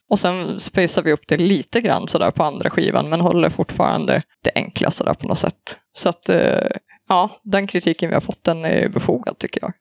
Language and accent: Swedish; Söderhamn, Gävleborg County, Sweden; moved away as an adult; now in Luleå, Sweden; jag är ju då från Söderhamn från början i Hälsingland